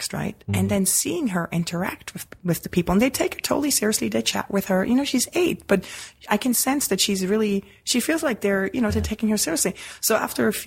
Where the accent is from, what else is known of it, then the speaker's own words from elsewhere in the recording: Switzerland; moved away; as a kid growing up in Switzerland